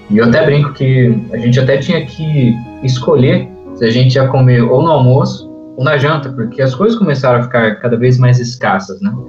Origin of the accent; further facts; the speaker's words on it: Brazil; a gente é brasileiro